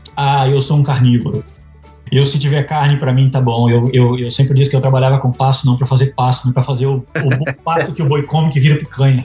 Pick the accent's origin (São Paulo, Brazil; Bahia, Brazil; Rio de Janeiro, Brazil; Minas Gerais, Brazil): Bahia, Brazil; moved away as an adult; also born or lived in Lavras / Piracicaba / Sinop; now in United States; eu nasci e me criei na Bahia